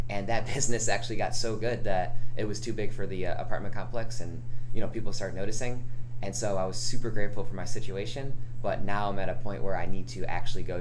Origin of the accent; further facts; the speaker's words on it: Rochester, New York, United States; now in Sandy Springs, United States; I'm a personal trainer here in Sandy Springs. I've been here for about two years. I came from Rochester, New York, upstate New York.